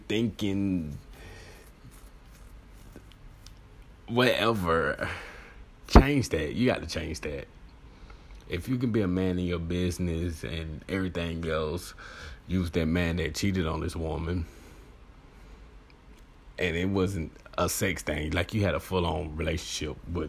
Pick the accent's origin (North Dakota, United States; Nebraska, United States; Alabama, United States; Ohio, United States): Alabama, United States; I'm from Alabama